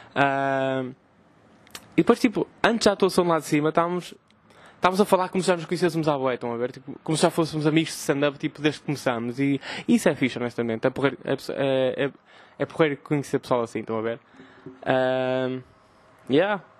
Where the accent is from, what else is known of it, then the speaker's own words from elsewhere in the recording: Vila Nova de Gaia, Norte, Portugal; also born or lived in Porto; sou de Gaia